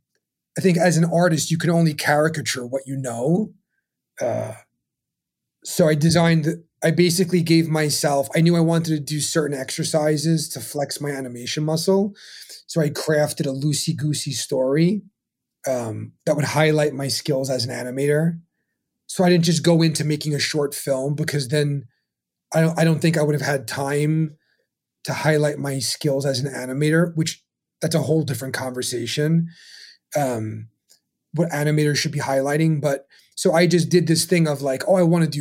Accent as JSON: {"language": "English", "town": "New York City", "region": "New York", "country": "United States", "tie": "born or raised there", "said": "I was born in Brooklyn"}